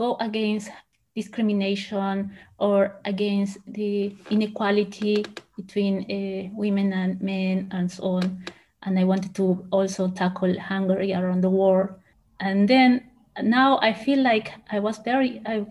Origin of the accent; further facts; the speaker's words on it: Peru; English is a second language; moved away as an adult; also born or lived in Huancayo, Peru / Lima, Peru; now in Germany; I was born in Huancayo. It is a small city in the mountains in Peru, but I moved to Lima, the capital, with my parents and my sisters